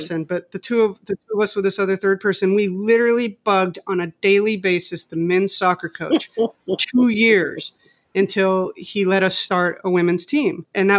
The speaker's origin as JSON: {"language": "English", "region": "Mexico City", "country": "Mexico", "tie": "born or raised there", "moved": "as an adult", "lives_now": "United States", "said": "I grew up in Mexico City, just so you know."}